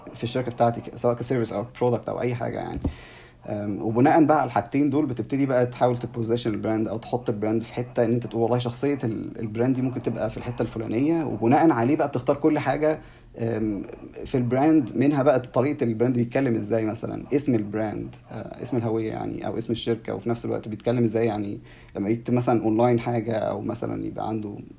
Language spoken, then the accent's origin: Arabic; Egypt; عندنا في مصر